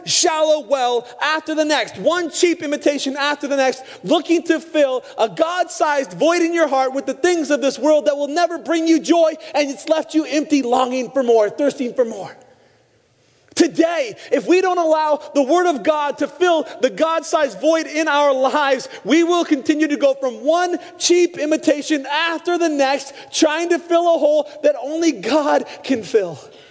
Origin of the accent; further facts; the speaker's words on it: Pacific Northwest, United States; moved away; also born or lived in Arizona; I grew up in the Northwest.